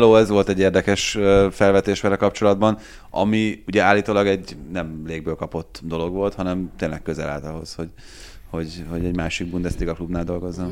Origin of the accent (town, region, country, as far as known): Hungary